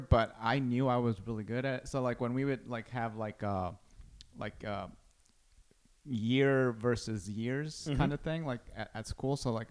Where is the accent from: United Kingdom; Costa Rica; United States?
Costa Rica; I grew up in Costa Rica